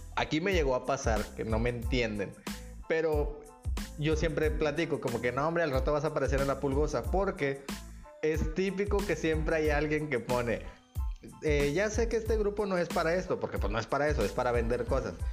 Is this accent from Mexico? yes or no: yes; Nuevo Laredo, Tamaulipas, Mexico; now in Nuevo León, Mexico; de donde yo vengo, en la ciudad donde yo crecí, que es mi hermosísima ciudad de Nuevo Laredo